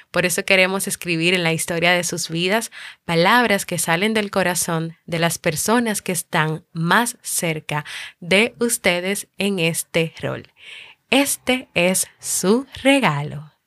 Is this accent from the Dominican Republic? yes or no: yes; Dominican Republic; aquí en mi país, República Dominicana